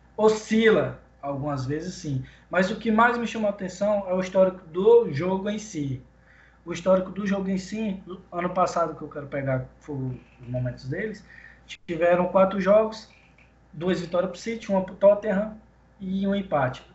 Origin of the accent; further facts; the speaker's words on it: Pará, Brazil; eu sou do Pará, na Amazônia